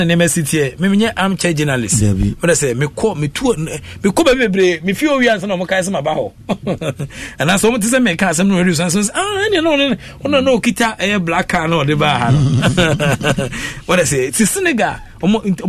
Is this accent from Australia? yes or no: no; Koforidua, Eastern Region, Ghana; we are from Kofodia